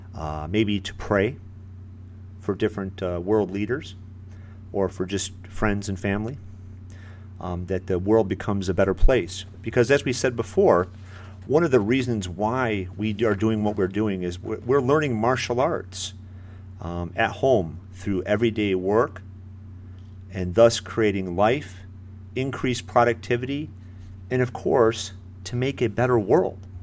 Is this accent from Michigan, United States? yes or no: yes; Michigan, United States; now in Florida, United States; I'm in Florida here, uh, but I'm originally from Michigan